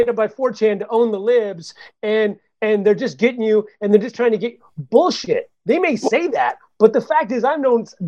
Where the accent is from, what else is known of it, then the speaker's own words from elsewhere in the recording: Santa Cruz, California, United States; I grew up in the Bay Area. I grew up in Santa Cruz.